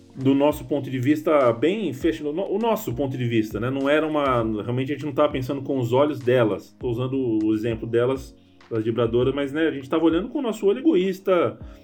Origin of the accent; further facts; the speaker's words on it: São Paulo, Brazil; accent: paulistano; Eu sou paulistano, a minha voz é paulistana